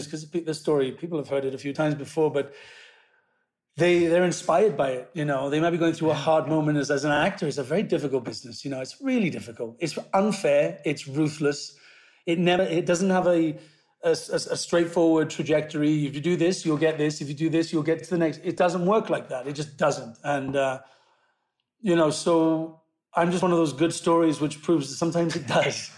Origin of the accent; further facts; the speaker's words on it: Pontypool, Wales, United Kingdom; moved away; I'm Welsh